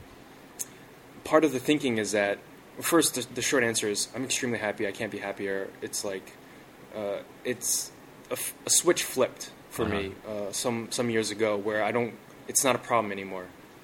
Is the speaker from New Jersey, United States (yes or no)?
yes; New Jersey, United States; moved away as an adult; now in China; I'm from New Jersey